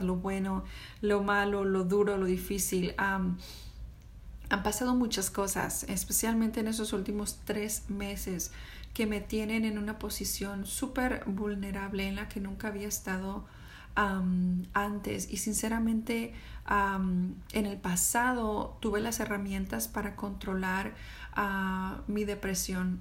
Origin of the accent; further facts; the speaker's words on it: Mexico; now in United States; Soy una mamá mexicana que vive en Estados Unidos con un esposo americano